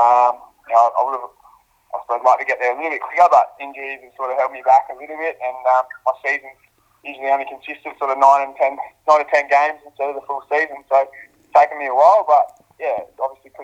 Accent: Wollongong, New South Wales, Australia; moved away as an adult; also born or lived in Western Australia; now in Adelaide, Australia; When I was really young, dad got some work over in Wollongong in New South Wales, so we moved over to New South Wales

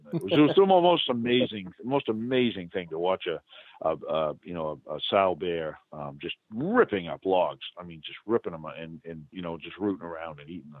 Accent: New England, United States; accent: New England; And it's a wicked, wicked good, that's my New England accent, wicked good

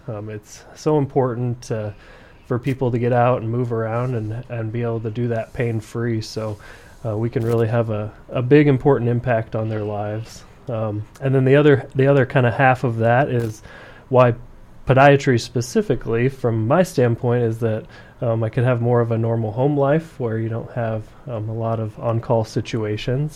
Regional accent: central Iowa, United States; moved away as an adult; now in Brookings, United States; I am originally from Iowa, central Iowa. Um, that's where I did all of my, my school and residency and everything

